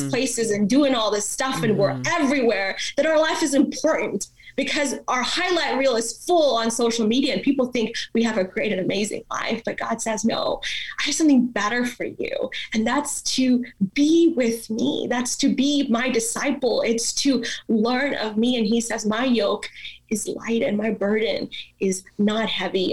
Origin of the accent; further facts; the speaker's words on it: India; first language Malayalam; English is a second language; also born or lived in Dallas, Texas; now in United States; i was born in india so i grew up in the Indian culture.